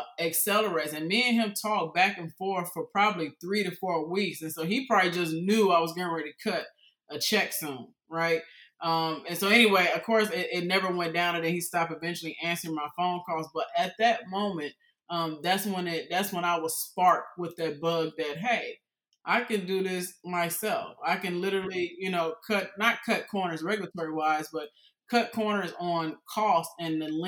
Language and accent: English; Houston, Texas, United States; I was raised in Houston, Texas when I was a kid.